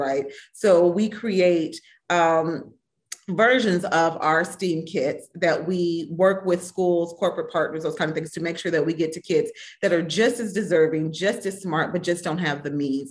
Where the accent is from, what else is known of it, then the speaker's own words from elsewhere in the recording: Minnesota, United States; Growing up in Minnesota in the 70s